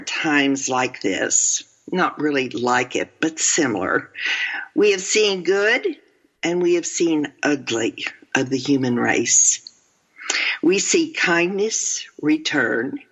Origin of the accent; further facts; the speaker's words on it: Texas, United States; I'm from Texas